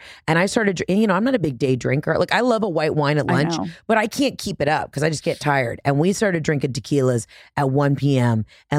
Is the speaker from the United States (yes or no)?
yes; Southern United States, United States; But you know, I think being as a Southerner, you and your family were really great at showing me like the wonderful, joyful side of Yankees.